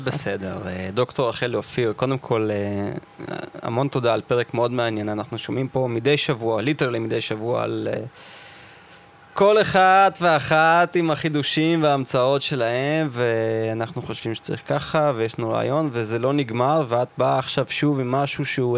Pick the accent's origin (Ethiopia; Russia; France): Russia; now in Israel; אני מרוסיה